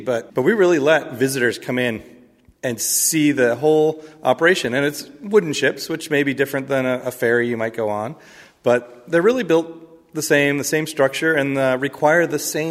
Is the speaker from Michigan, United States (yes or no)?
yes; Michigan, United States; now in Mystic, United States; My own background is I grew up in Michigan, and as my parents tell me, we were on the Detroit River